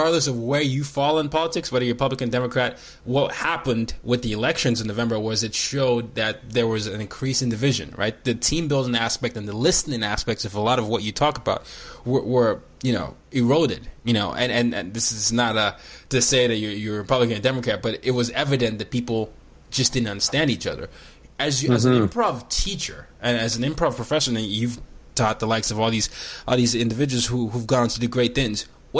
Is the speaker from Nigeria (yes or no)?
yes; Nigeria; As I am a Nigerian, I grew up in five countries